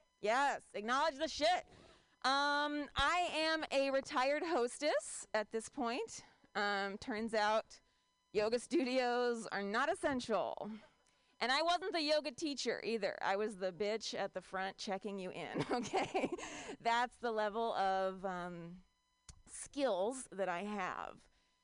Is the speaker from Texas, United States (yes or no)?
no; Ohio, United States; now in Bay Area, United States; I'm from Ohio, all right? The Bay Area is like my Europe.